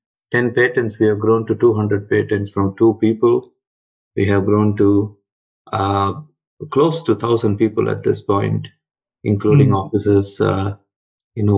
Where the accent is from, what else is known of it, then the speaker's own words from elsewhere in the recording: Chennai, Tamil Nadu, India; moved away as an adult; I grew up in Chennai, in a typical middle-class, lower-middle-class kind of background